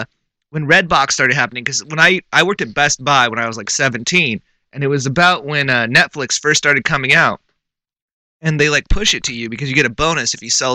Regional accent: California, United States; I'm from California.

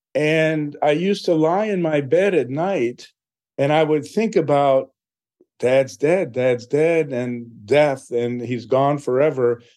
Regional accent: Philadelphia, Pennsylvania, United States; I was born in Philadelphia.

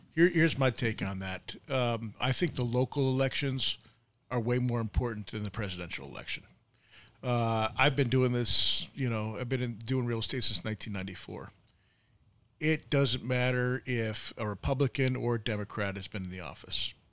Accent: New York, United States; moved away as an adult; I'm from New York, uh, you know, and I grew up with uh, Ed Koch

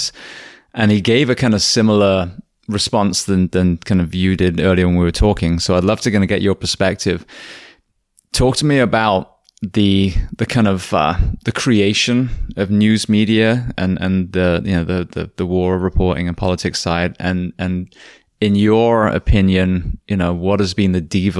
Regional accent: England, United Kingdom; moved away; Well, it was interesting because I came from England

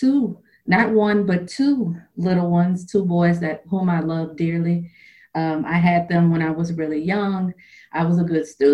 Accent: Louisiana, United States; moved away as an adult; also born or lived in Las Vegas; now in Texas, United States; I am born and raised in Louisiana

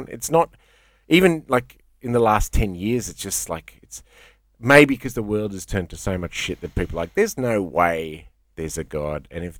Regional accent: India; I tell people I'm Indian, and most people, a lot of people go, yeah, all right, I get that. But then a lot of people go, oh, you kind of look Lebo or Turk. And I'm like, all right, well, here's the thing. And I say fucking Persian Indian.

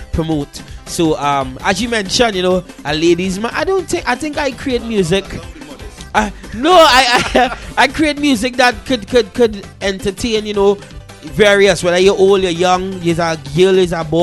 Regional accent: DR Congo; now in United Kingdom; I'm a Congolese artist. I'm come from the Democratic Republic of Congo

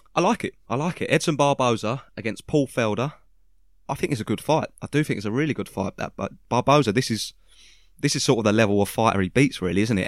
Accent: United Kingdom; we're British

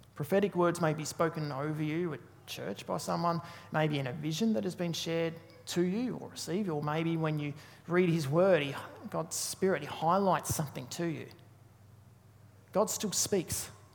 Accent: Tasmania, Australia; I'm from Tasmania

